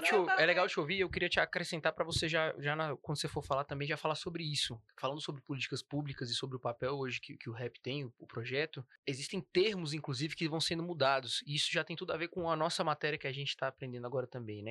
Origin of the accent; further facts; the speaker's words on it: Ceilândia, Federal District, Brazil; venho da Ceilândia